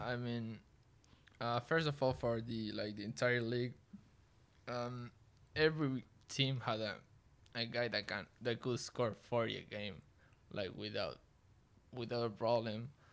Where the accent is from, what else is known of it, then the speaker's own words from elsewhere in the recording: Neuquén, Argentina; English is a second language; now in Baltimore, United States; I'm from Neuquén, Argentina.